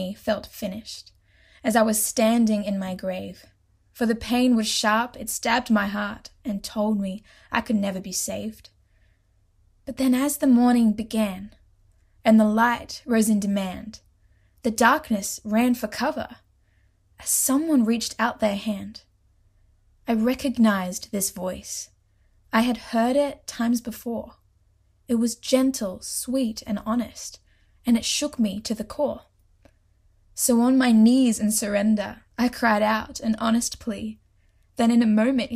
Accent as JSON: {"language": "English", "country": "Australia", "also_born_or_lived": "Port Macquarie, New South Wales", "accent": "Australian", "said": "I'm Australian, if you can't tell by my accent, and I live in Australia in a small town called Port Macquarie"}